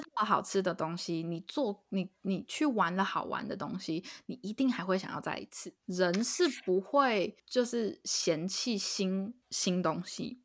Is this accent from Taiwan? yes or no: yes; Taiwan; now in United States; 我身为一个台 湾人来美国